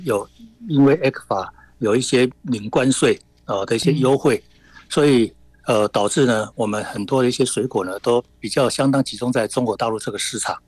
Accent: Taiwan; 在我们台湾这边

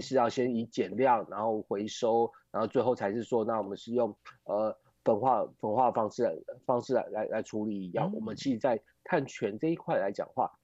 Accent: Taiwan; 我们台湾这边

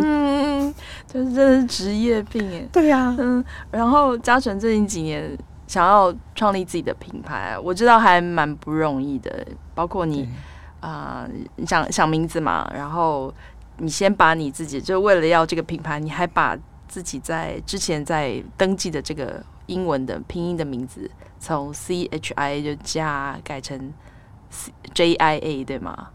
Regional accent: Taiwan; 像我们台湾人很喜欢取英文名字

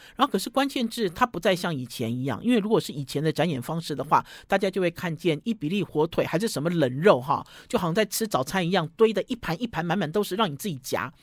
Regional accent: Taiwan; 我们台湾人自己做的果酱

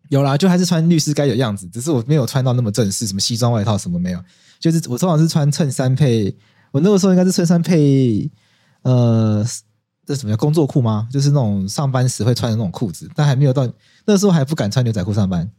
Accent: Taiwan; 我们台湾人还是要有这个守法的精神

